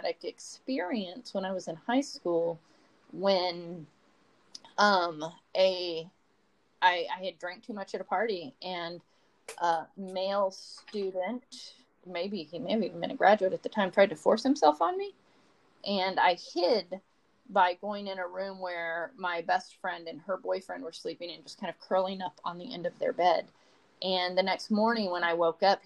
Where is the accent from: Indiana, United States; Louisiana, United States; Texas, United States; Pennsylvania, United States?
Texas, United States; rural; moved away as an adult; also born or lived in New Mexico; now in New Hampshire, United States; I grew up in public schools in rural Texas